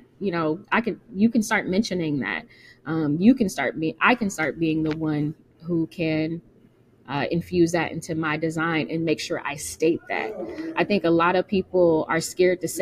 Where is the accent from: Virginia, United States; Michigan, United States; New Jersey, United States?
Michigan, United States; now in Chicago, United States; I'm from Michigan. I'm from a little small college town. I came here to Chicago